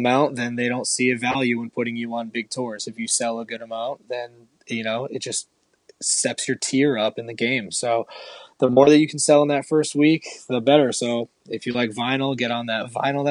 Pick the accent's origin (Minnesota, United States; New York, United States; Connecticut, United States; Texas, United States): Connecticut, United States; moved away as an adult; now in California, United States; I grew up in Connecticut